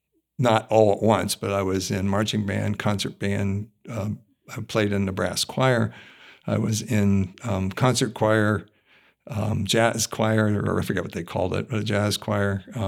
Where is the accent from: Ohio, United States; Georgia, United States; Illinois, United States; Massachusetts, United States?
Ohio, United States; East Liverpool; also born or lived in Steubenville / Hopedale; I was born in Ohio, near the Pittsburgh media market, but in Ohio, in Steubenville, Ohio.